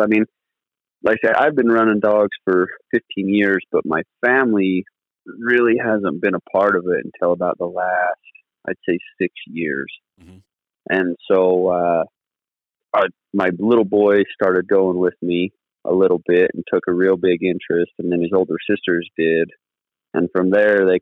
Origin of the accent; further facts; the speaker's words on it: Southern Utah, United States; I'm from Southern Utah and been running dogs for about 16 years now